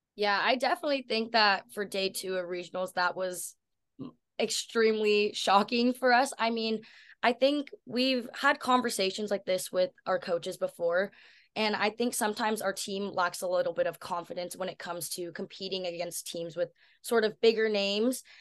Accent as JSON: {"language": "English", "region": "Washington", "country": "United States", "tie": "born or raised there", "moved": "as an adult", "lives_now": "Berkeley, United States", "said": "growing up in Washington"}